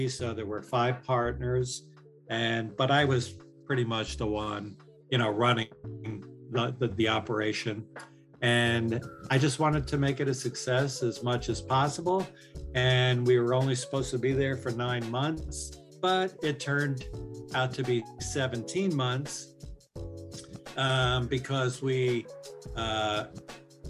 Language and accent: English; New York, United States; I'm from New York